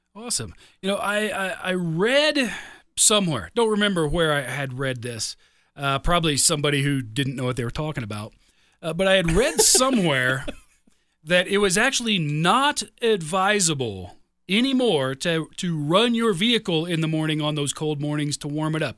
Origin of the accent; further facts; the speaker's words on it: Midwest, United States; moved away; also born or lived in Chicago suburbs, Illinois; I grew up in the Midwest. I lived, you know, ten years in the Chicago suburbs